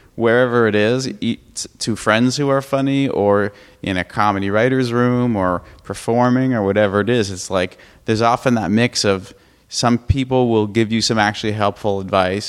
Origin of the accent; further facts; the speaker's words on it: Brookline, Massachusetts, United States; I'm from Brookline, Massachusetts, originally, which is a suburb of Boston.